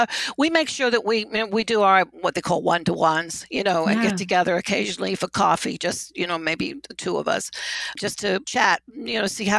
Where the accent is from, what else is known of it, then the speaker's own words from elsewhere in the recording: United Kingdom; Well, I'm a British boarding school brat, so I was shipped off to school at 10 years old.